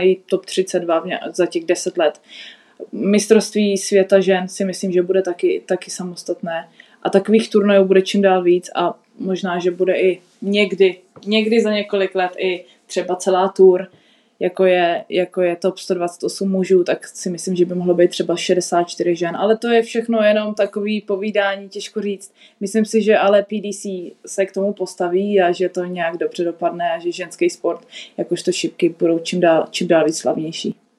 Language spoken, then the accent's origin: Czech; South Bohemian Region, Czechia; pro mě je doma vždycky v Česku, v Česku na jihu a Česko je místo, odkud pocházím